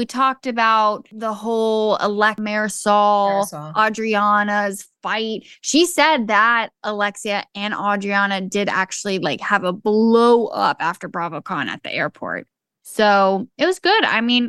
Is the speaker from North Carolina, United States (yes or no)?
no; Atlanta, Georgia, United States; I'm from Georgia